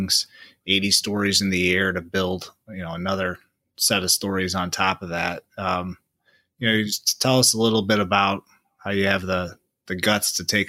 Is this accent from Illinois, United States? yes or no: yes; DeKalb, Illinois, United States; I'm from DeKalb, from the cornfield